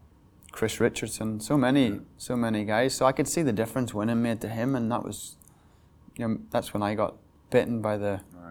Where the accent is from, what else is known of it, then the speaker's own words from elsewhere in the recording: Northern Ireland, United Kingdom; Well, you know, growing up in Northern Ireland, I mean, right now it's great. But when I grew up, it seemed I came from the countryside, and I went to an integrated school.